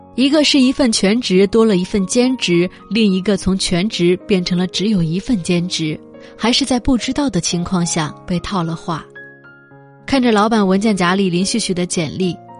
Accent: China; 身为一个中国人很自豪

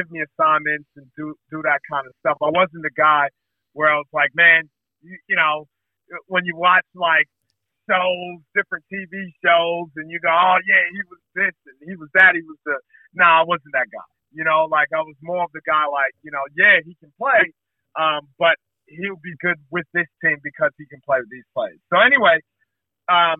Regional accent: New York City, New York, United States; moved away; I'm originally from the U.S. So I come from Brooklyn, New York. Those are my stomping grounds

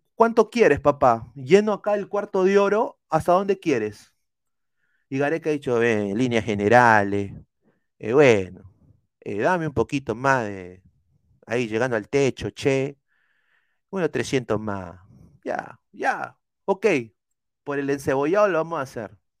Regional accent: Peru; Yo soy peruano, o sea, no, no soy ecuatoriano

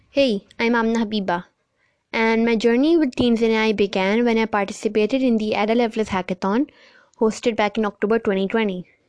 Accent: Pakistan; my home country Pakistan

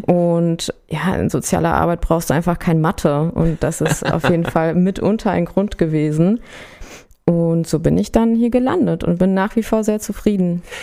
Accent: Berlin, Germany; moved away as an adult; now in Frankfurt, Germany; ich bin in Berlin aufgewachsen

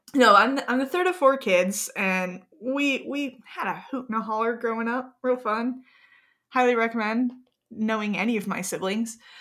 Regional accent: Gilbert, Arizona, United States; I grew up in Gilbert, Arizona with my wonderful, amazing, beautiful, fantastic siblings.

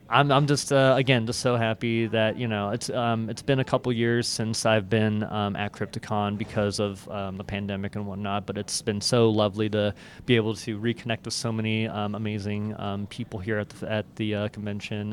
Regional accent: Everett, Washington, United States; also born or lived in Seattle; I was, um, born and raised in Everett, Washington, and then, um, moved out to Seattle, um, right after high school

